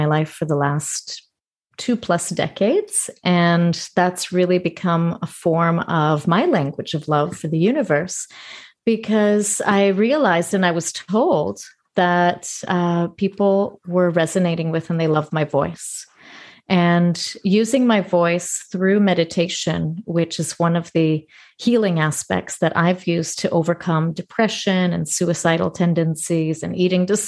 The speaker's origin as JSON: {"language": "English", "town": "Toronto", "region": "Ontario", "country": "Canada", "tie": "born or raised there", "also_born_or_lived": "northern Greece", "moved": "as an adult", "lives_now": "Greece", "said": "I was born and raised in Toronto, Canada. And for the last 6 years, I've been living in Greece, in northern Greece"}